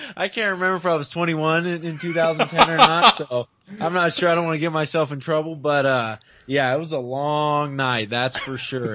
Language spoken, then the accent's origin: English; Bay Area, California, United States; I'm from the Bay Area